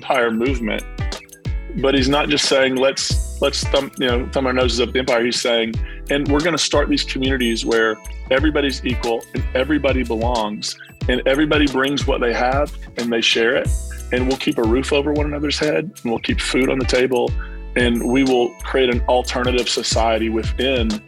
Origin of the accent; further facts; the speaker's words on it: Williamson, West Virginia, United States; also born or lived in Belfry, Kentucky; now in Nashville, United States; I'm originally from the East Kentucky, West Virginia border area of Williamson, West Virginia, Belfry, Kentucky.